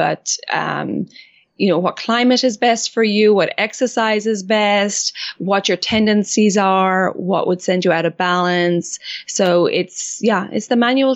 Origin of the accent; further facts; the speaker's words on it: Ireland; moved away as an adult; also born or lived in France; I grew up in Ireland and then traveled a bit